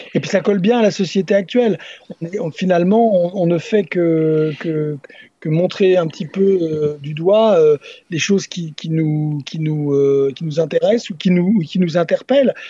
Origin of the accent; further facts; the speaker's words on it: Nantes, Pays de la Loire, France; moi, je suis originaire de Nantes